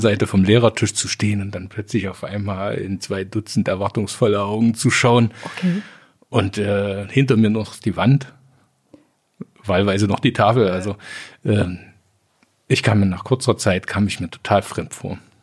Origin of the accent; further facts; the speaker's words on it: Sangerhausen, Saxony-Anhalt, Germany; also born or lived in Jena; now in Kirchscheidungen, Germany; ich bin geboren in Sangerhausen. Ja. Rosenstadt Sangerhausen